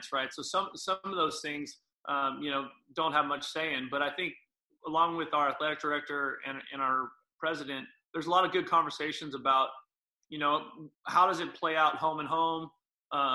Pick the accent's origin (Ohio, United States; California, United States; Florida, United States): California, United States; San Jose; So I'm back home